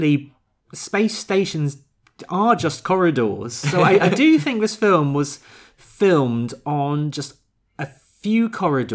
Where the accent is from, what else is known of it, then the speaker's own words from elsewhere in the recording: United Kingdom; I'm British